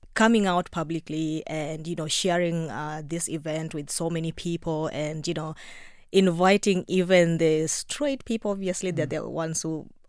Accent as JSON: {"language": "English", "country": "Kenya", "tie": "born or raised there", "moved": "as an adult", "lives_now": "Ireland", "said": "Given that I grew up in the countryside"}